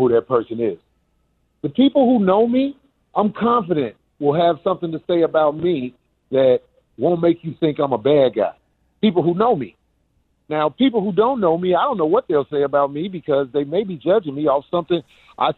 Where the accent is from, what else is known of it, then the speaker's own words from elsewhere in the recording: Chicago, Illinois, United States; now in California, United States; I'm from Robert Taylor Homes